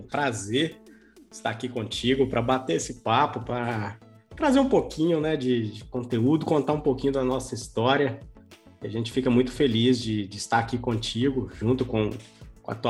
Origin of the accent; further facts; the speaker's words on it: Governador Valadares, Minas Gerais, Brazil; Mineiro legítimo, João, daqui, nascido e criado em Governador Valadares. Por aqui a gente estudou, por aqui a gente se formou, por aqui conheci minha esposa, né, e formei a minha família.